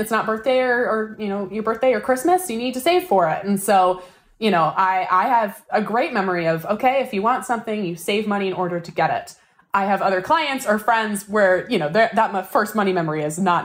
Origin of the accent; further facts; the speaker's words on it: Seattle, Washington, United States; where are you from? And we go Seattle